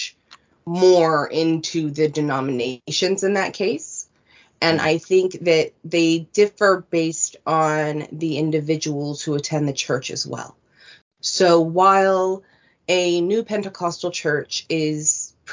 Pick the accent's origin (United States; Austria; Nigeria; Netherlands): United States; California; moved away as an adult; now in Vancouver Island, Canada; I was born in the United States in a conservative desert town in California